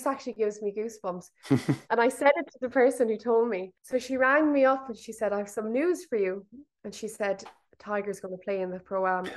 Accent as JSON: {"language": "English", "town": "Limerick", "region": "Munster", "country": "Ireland", "said": "I'm from Limerick"}